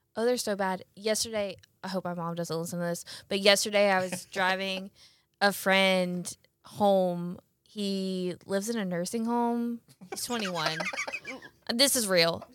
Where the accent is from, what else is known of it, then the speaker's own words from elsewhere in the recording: Brandon, Mississippi, United States; also born or lived in Jackson; I'm from Jackson. Live in Jackson, grew up in Brandon